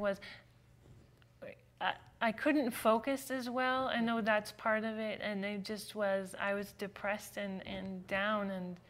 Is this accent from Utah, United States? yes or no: yes; Utah, United States; also born or lived in California / Switzerland; now in Florida, United States; And then we moved to Switzerland for a few years, and then here in Utah.